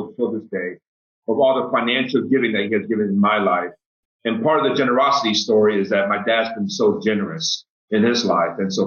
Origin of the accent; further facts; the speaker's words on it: Houston, Texas, United States; also born or lived in Taiwan; born in Taiwan and came over to the States when I was 8 years old. And so my family moved our entire family to Houston, Texas, straight away